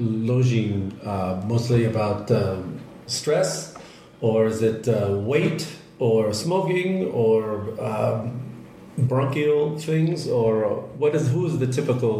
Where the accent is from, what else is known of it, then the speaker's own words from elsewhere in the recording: Chicago, Illinois, United States; I'm from Chicago. I knew the winters.